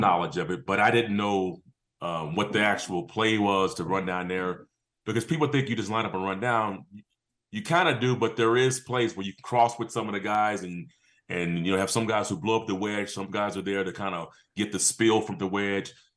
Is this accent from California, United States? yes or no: yes; San Diego, California, United States; moved away as an adult; also born or lived in Georgia; I'm from San Diego and end up going to Georgia.